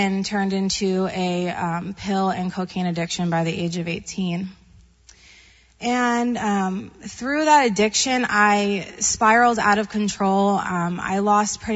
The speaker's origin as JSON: {"language": "English", "area": "Long Island", "region": "New York", "country": "United States", "tie": "born or raised there", "moved": "yes", "said": "I'm originally from Long Island, New York"}